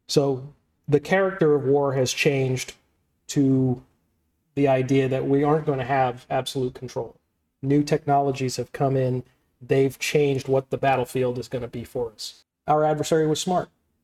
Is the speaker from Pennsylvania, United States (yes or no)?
no; New York City, New York, United States; moved away; I'm from New York